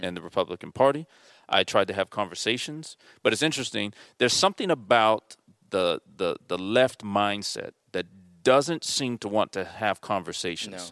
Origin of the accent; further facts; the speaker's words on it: Mission Viejo, California, United States; we were raised in South Orange County in, in Mission Viejo